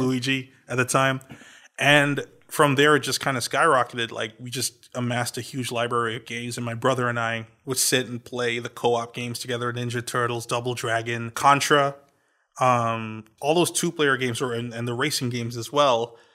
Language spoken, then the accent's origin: English; Trinidad & Tobago; I was born in Trinidad.